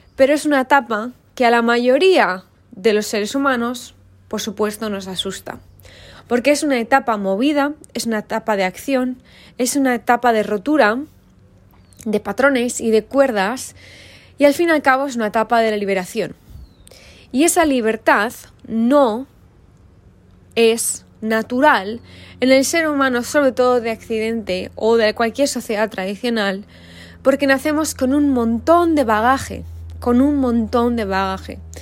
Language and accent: Spanish; Valladolid, Castile and León, Spain; soy hija de mi madre, de mi padre y vengo de Valladolid